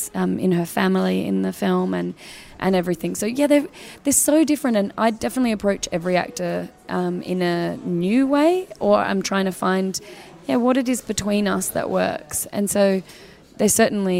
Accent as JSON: {"language": "English", "country": "Australia", "said": "as an Australian coming"}